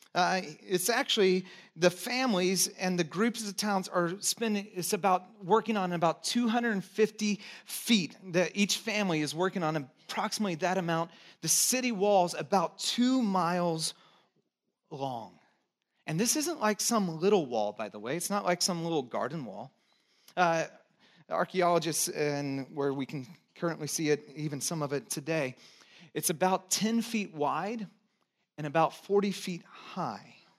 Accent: Texas, United States; I was born in Texas

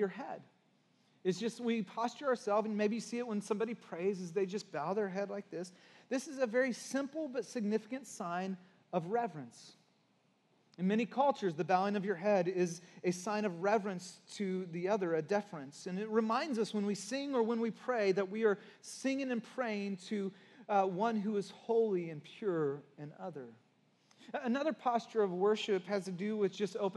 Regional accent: Santa Cruz, California, United States; growing up in Santa Cruz and surfing

